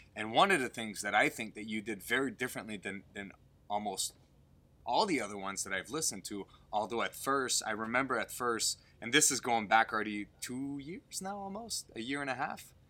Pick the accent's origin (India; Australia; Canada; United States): Canada; I'm French Canadian as well